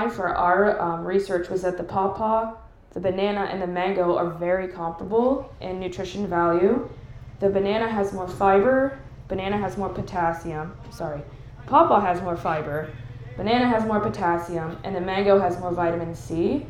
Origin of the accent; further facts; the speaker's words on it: Columbus, Ohio, United States; I am currently a registered dietitian. I'm from the Columbus area.